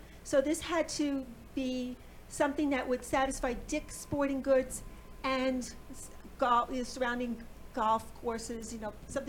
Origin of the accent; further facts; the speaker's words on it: Long Island, New York, United States; moved away; But I'm originally from New York, so we have a family place there